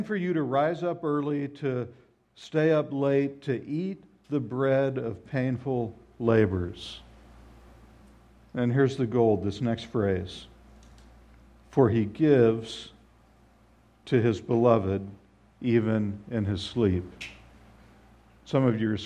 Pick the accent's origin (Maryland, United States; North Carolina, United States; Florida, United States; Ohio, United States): Florida, United States; Southwest; I grew up in Southwest Florida, but my parents were Midwesterners